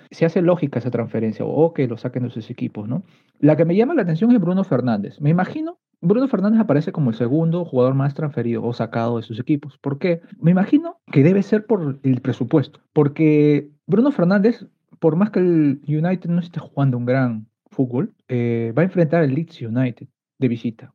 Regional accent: Peru; soy peruano

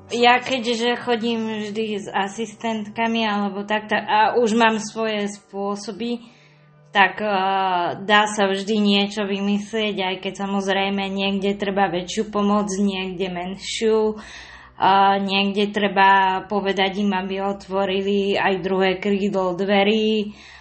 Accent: Trnava, Trnava Region, Slovakia; mojom rodnom meste v Trnave

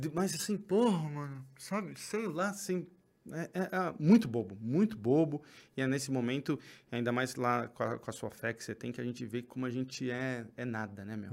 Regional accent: São Paulo, Brazil; São Paulo, a gente é daqui da Zona Norte

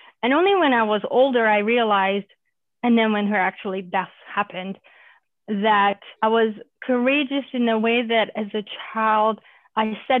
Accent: Romania; also born or lived in Germany; now in United States; I grew up in Romania as a Hungarian during communism

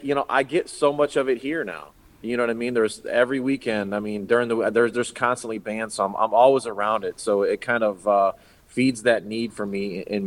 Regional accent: Hobart, Indiana, United States; You know, I grew up here in Hobart. I was born and raised in Hobart, pretty much lived here almost all my life at this point, which is 44 great years. But I went to Hobart High School.

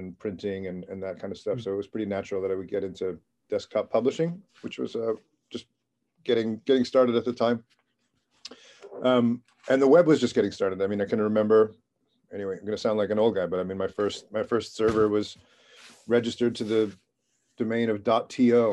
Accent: New York City, New York, United States; moved away as an adult; also born or lived in San Francisco; I grew up in Queens, New York, and came to San Francisco in the mid-1990s

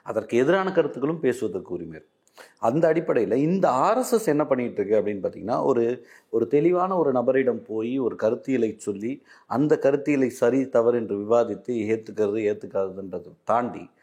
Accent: Uthukottai, Tamil Nadu, India; born there; திருவள்ளூர் மாவட்டம் நான் பிறந்த ஊர் திருவள்ளூர் மாவட்டம் ஊத்துக்கோட்டை

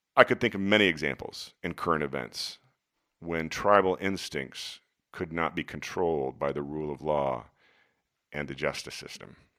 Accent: United States; my national tribe as an American

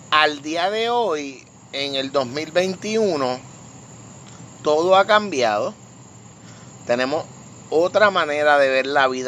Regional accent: Vega Baja, Puerto Rico; En la noche de hoy nos encontramos nuevamente en mi patio, en mi estudio, en esta parte hermosa de mi pueblo Vega Baja

